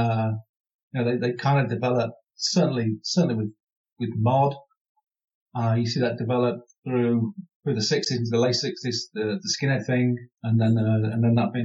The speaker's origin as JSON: {"language": "English", "region": "Midlands", "country": "United Kingdom", "said": "I'm from the Midlands as well"}